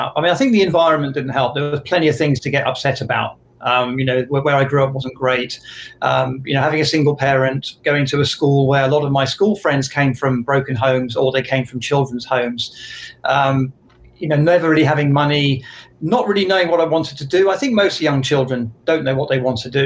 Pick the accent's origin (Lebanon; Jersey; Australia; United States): Jersey; moved away as an adult; I'm from Jersey in the Channel Islands. That's the island of Jersey, not New Jersey.